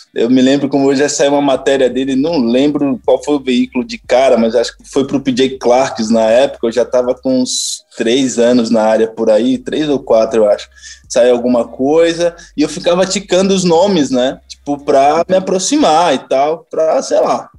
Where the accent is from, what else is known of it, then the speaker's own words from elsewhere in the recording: Tapirama, south of Bahia, Brazil; moved away as an adult; also born or lived in Amargosa, Bahia / Belo Horizonte, Minas Gerais; now in São Paulo, Brazil; eu nasci na cidade de Amargosa, no Recôncavo Baiano, mas eu saí de lá com sete meses de idade e Caraca. fui crescer lá pro sul da Bahia, em Tapirama.